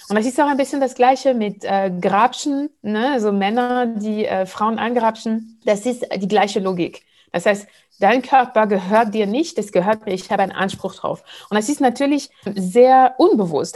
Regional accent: Martinique; auf der Insel, wo ich herkomme, Martinique

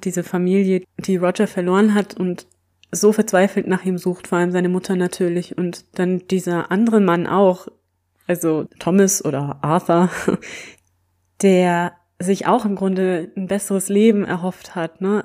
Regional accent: Germany; als Deutsche

